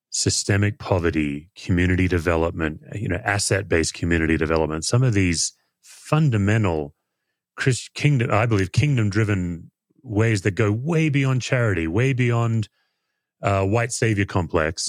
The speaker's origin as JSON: {"language": "English", "country": "Australia", "said": "as an Aussie"}